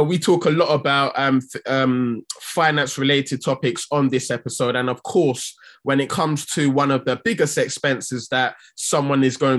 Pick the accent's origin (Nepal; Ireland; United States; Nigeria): Nigeria; I'm from Nigeria